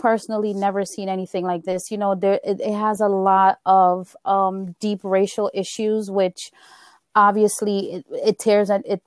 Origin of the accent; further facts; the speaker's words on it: Guyana; moved away; we're from Guyana. And we came from a small village in Guyana